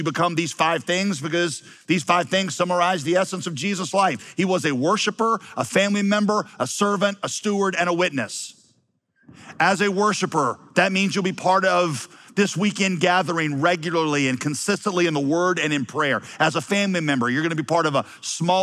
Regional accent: Wheeling, West Virginia, United States; moved away; also born or lived in Yadkinville, North Carolina; I'm from Wheeling, West Virginia

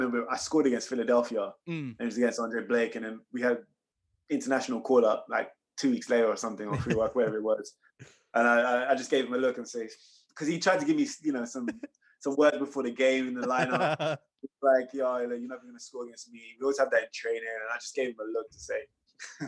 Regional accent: England, United Kingdom; being an English Jamaican boy from here

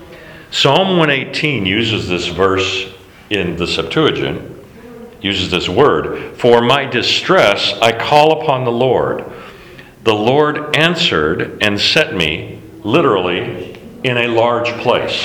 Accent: Alaska, United States; I grew up in Alaska

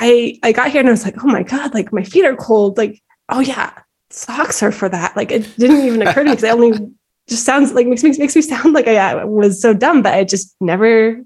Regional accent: Encinitas, California, United States; moved away as an adult; also born or lived in Bay Area / London; now in Austria; I was born in the Bay Area and I grew up in Encinitas. I went to UCSD for my bachelor's degree. And then I moved to Austria actually 12 years ago.

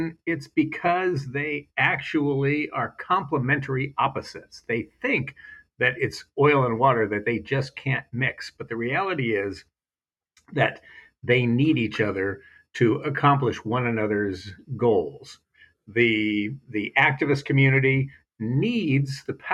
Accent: Silicon Valley, California, United States; I was growing up in Silicon Valley.

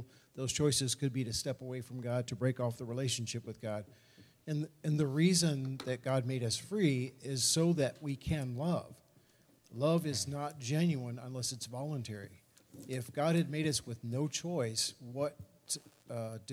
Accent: United States; as a Christian, as an American

